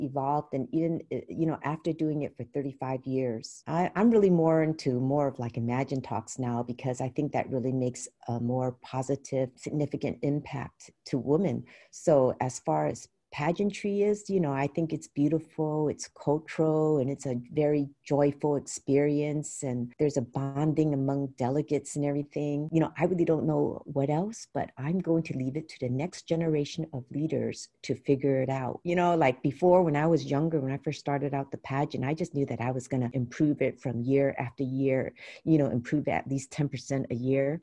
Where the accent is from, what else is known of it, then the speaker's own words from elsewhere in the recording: San Francisco, California, United States; growing up in San Francisco, Chinatown, my life was very sheltered